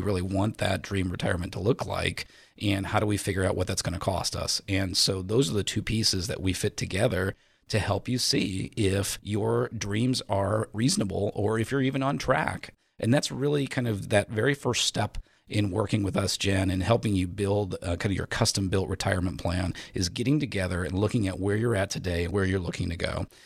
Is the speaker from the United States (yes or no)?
yes; Indiana, United States; I was born and raised in Indiana